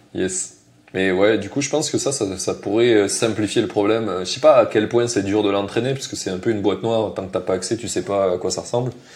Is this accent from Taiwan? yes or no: no; southern France, France; accent: southern; en français, j'ai un gros accent du sud.